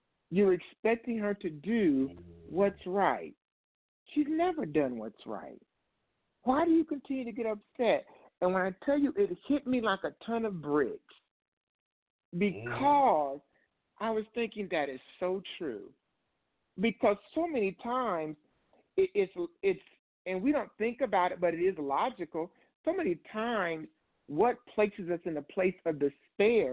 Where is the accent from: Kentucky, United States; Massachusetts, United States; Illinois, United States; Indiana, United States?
Indiana, United States; moved away as an adult; now in Ohio, United States